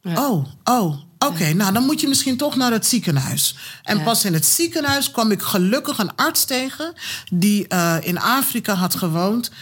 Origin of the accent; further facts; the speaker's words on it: Kumasi, Ashanti, Ghana; now in Netherlands; geboren in Kumasi